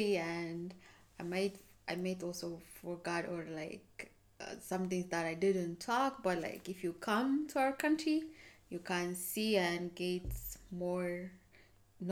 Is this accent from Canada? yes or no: no; Ethiopia; now in Russia; I am from Ethiopia.